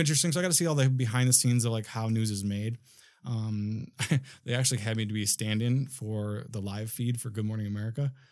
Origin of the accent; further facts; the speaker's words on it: Minnesota, United States; now in Los Angeles, United States; I'm from Minnesota originally